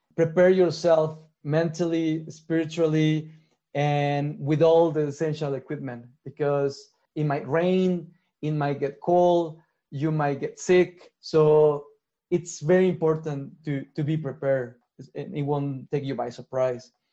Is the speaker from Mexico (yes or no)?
yes; Mexico; I'm from Mexico